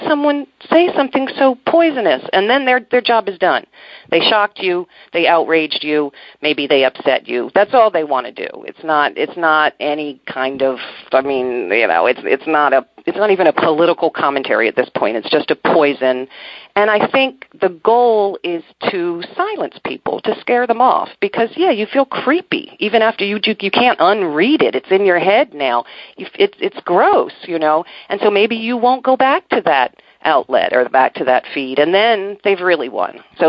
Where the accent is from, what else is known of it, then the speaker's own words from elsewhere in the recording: Maryland, United States; I'm from Maryland, you know, in D.C.